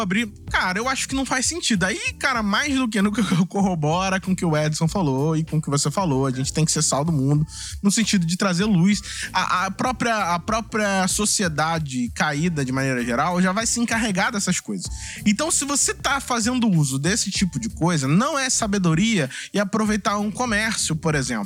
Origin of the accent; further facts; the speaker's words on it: Brazil; a gente é brasileiro